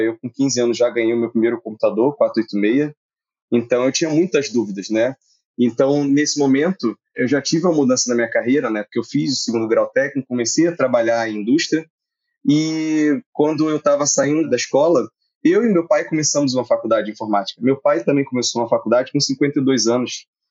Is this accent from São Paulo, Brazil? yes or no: no; Nova Iguaçu, Rio de Janeiro, Brazil; eu também sou do Rio, esqueci de falar isso, e eu sou da Baixada Fluminense, nasci em Nova Iguaçu